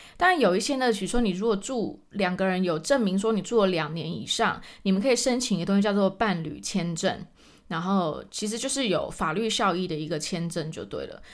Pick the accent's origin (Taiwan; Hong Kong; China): Taiwan; moved away as an adult; now in Germany; 我们台湾人